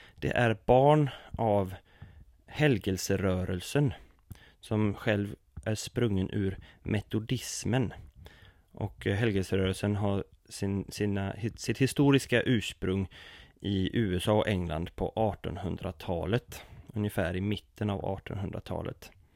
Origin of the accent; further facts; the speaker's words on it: Sweden; min uppväxt inom oasrörelsen i Sverige